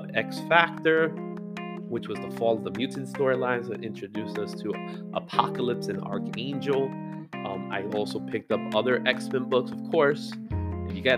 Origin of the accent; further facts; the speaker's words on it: New York City, New York, United States; I'm a kid from the Bronx